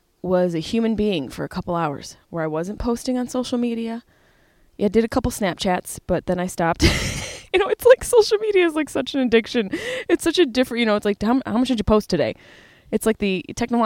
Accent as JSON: {"language": "English", "town": "Syracuse", "region": "New York", "country": "United States", "tie": "born or raised there", "moved": "yes", "lives_now": "Los Angeles, United States", "said": "Syracuse, New York, my hometown"}